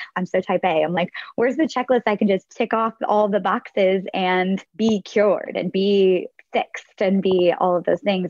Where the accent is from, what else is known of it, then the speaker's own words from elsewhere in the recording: the North, United States; moved away as an adult; also born or lived in Nashville / New York; I'm from the North